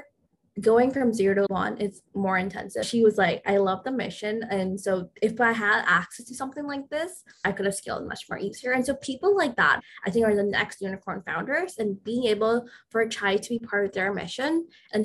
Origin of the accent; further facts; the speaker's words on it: Southern Virginia, United States; also born or lived in India; I was born in India. I moved to, you know, Southern Virginia when I was relatively young.